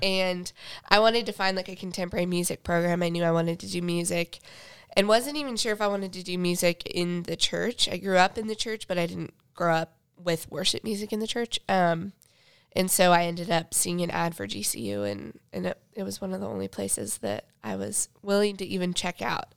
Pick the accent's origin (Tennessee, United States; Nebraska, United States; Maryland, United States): Nebraska, United States; Sutton; moved away as an adult; also born or lived in Phoenix, Arizona; I grew up in Sutton, Nebraska